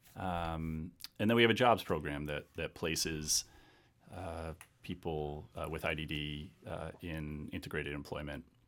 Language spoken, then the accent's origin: English; Salem, Massachusetts, United States; moved away as an adult; also born or lived in California / South Boston, Massachusetts / Colorado; i grew up in salem on the north shore